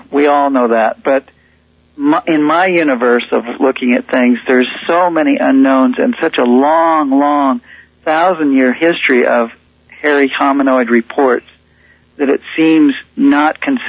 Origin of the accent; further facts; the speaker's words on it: Decatur, Illinois, United States; I grew up in Decatur, Illinois